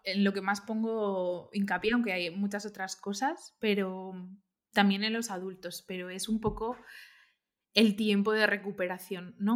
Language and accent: Spanish; Valencia, Valencian Community, Spain; moved away as an adult; also born or lived in Cambridge / London / Barcelona; yo soy de Valencia y no conocía Barcelona para nada